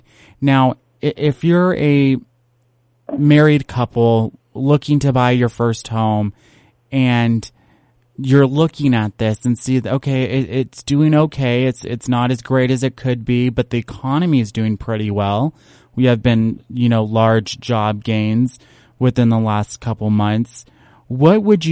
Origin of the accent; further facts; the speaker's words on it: California, United States; moved away as an adult; now in Las Vegas, United States; I'm from California originally. One of the reasons I left California to Nevada was because I couldn't live on a single income there